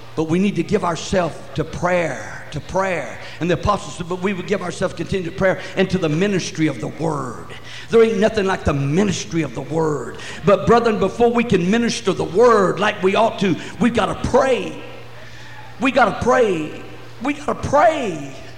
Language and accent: English; Lamesa, Texas, United States; moved away; I'm from West Texas. We take the whole bunch on. You know what? I was born in La Mesa